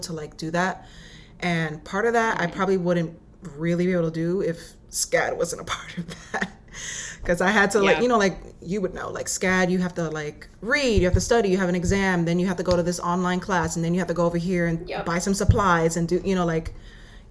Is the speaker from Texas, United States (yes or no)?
no; New York, United States; moved away; also born or lived in Florida / Savannah, Georgia / Atlanta, Georgia; I'm here in New York now. This is actually my hometown